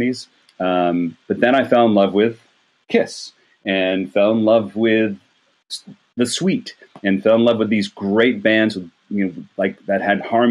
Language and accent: English; Rochester, New York, United States; moved away as an adult; also born or lived in Athens, Georgia / Atlanta, Georgia; I grew up in Rochester, New York. I still consider that my hometown